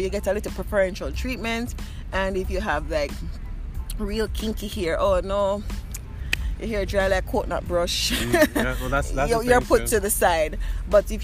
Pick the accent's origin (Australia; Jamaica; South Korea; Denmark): Jamaica; Saint Elizabeth; moved away as an adult; also born or lived in Sweden; now in Skivarp, Sweden; I grew up in the Jamaican countryside